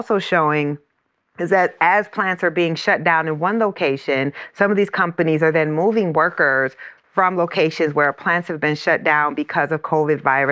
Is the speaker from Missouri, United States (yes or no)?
no; Iowa, United States; my hometown is in Iowa.